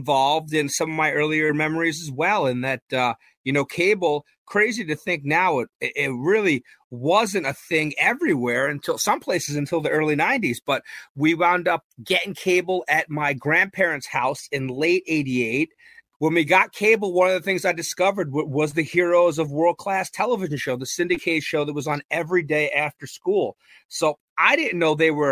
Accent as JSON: {"language": "English", "region": "New York", "country": "United States", "tie": "born or raised there", "said": "being born and raised in New York"}